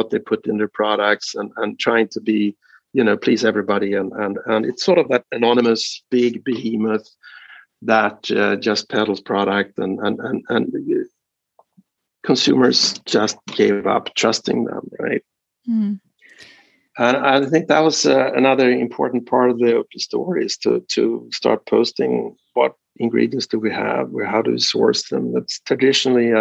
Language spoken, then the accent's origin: English; Sweden; moved away as an adult; now in United States; I'm sort of Swedish-American in that sense. I'm still a Swedish citizen. I'm not an American citizen